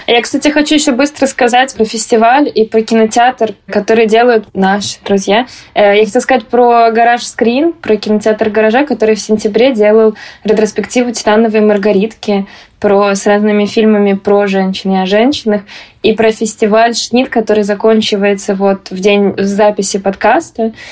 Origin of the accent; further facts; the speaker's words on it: Moscow, Russia; moved away; я вообще-то москвичка. Я даже теперь стала говорить, что я не просто типа из России, а что я из Москвы